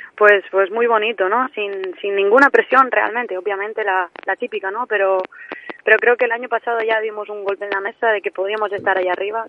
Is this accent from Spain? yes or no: yes; mainland Spain, Spain; accent: peninsular; moved away as an adult; now in Tenerife, Spain; tengo el acento muy peninsular